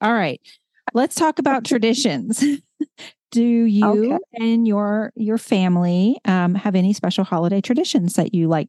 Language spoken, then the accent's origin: English; the South, United States; I grew up in the South